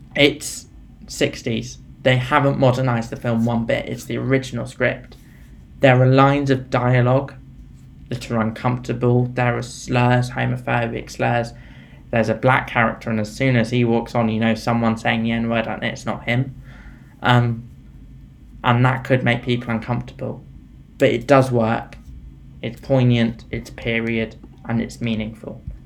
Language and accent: English; United Kingdom; We're both British